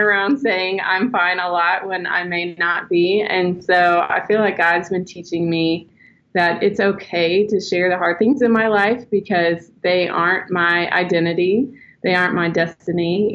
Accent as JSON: {"language": "English", "region": "Texas", "country": "United States", "tie": "born or raised there", "moved": "yes", "lives_now": "Arkansas, United States", "said": "I grew up in Texas, so I like to say y'all"}